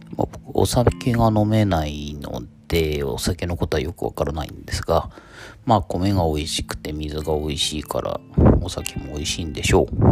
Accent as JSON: {"language": "Japanese", "region": "Toyama", "country": "Japan", "tie": "born or raised there", "also_born_or_lived": "Tokyo", "moved": "yes", "said": "僕は富山出身であることを"}